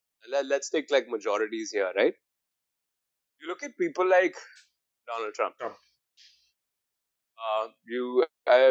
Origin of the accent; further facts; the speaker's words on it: India; we're both Indian